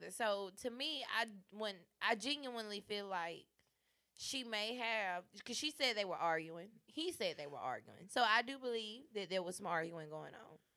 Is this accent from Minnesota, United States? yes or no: no; Chicago, Illinois, United States; I'm from Chiraq.